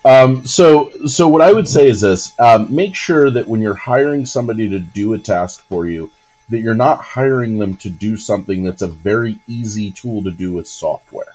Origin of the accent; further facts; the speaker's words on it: New Jersey, United States; I grew up in New Jersey.